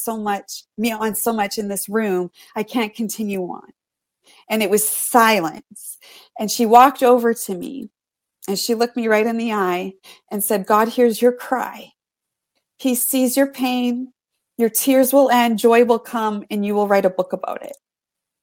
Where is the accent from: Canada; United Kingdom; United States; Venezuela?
Canada; I'm from Canada.